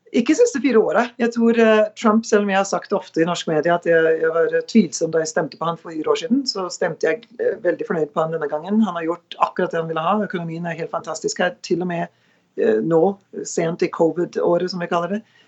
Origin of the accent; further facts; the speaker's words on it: Norway; now in United States; hjemme i Norge